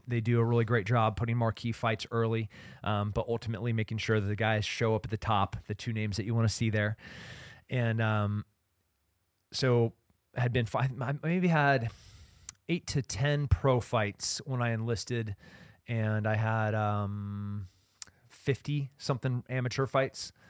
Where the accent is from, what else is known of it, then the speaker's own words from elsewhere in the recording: Central Coast, California, United States; growing up in California, being a Central Coast kid